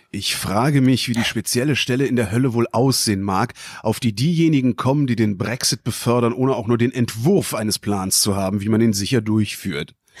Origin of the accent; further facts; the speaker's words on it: North Rhine-Westphalia, Germany; ich bin in Nordrhein-Westfalen zur Schule gegangen